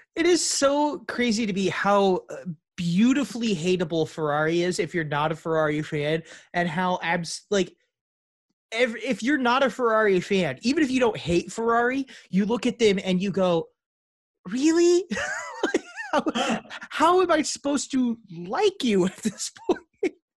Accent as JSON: {"language": "English", "town": "St. Louis", "region": "Missouri", "country": "United States", "said": "I might be from the east side of St. Louis, but I'm not from East St. Louis."}